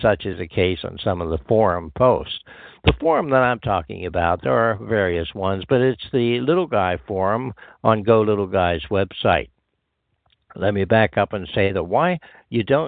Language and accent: English; southwestern Pennsylvania, United States; moved away as an adult; also born or lived in Long Island, New York; settled here in southwestern Pennsylvania, my hometown, about November 2013